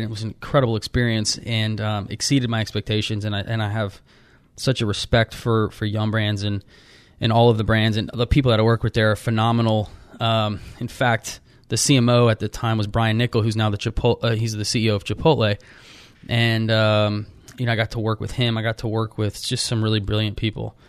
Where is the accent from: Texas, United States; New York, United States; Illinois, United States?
Texas, United States; Austin; moved away as an adult; I just grew up there